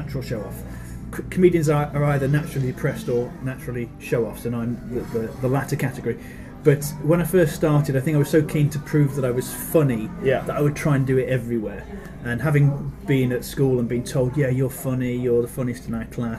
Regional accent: Newcastle-under-Lyme, West Midlands, United Kingdom; moved away as an adult; also born or lived in Birmingham; I was born in Birmingham. Yeah, but I was raised from the age of three in Newcastle-under-Lyme, which is just outside Stoke-on-Trent.

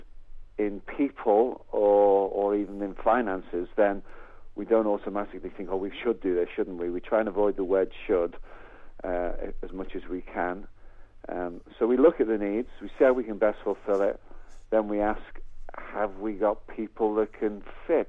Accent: the Wirral, North West England, United Kingdom; moved away as an adult; also born or lived in Birkenhead; now in Cambridge, United Kingdom; We were born and bred in the Wirral

